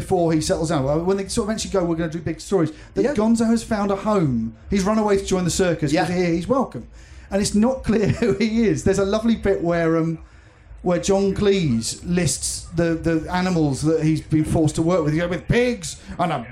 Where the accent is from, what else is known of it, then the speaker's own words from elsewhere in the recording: United Kingdom; growing up as a British person